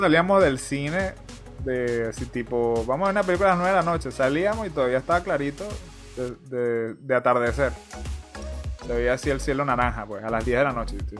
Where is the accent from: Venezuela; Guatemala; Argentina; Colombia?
Venezuela; moved away; yo soy venezolano